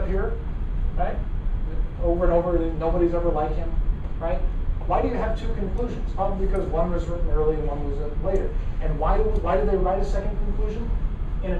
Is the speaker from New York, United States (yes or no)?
no; Madera, California, United States; I always say I'm from Fresno. I'm actually from Madera.